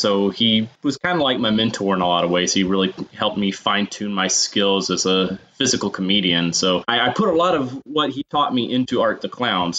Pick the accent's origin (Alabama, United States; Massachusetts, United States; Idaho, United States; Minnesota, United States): Alabama, United States; Huntsville; moved away as an adult; now in New York City, United States; I'm originally from Huntsville, Alabama. I moved up here back in 2006 to New York City